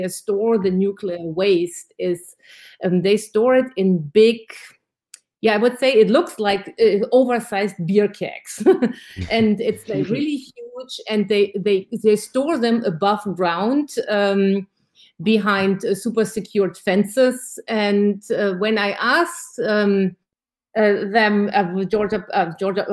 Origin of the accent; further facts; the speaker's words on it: Germany; now in Georgia, United States; I'm originally from Germany